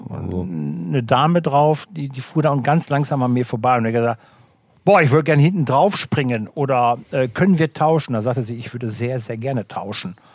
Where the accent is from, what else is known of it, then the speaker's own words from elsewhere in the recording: Rhineland, Germany; Ich liebe Reibekuchen, also von meiner Mama, äh, Rheinischen, ne? ich komme aus dem Rheinischen, Reibekuchen mit äh, Rübenkraut.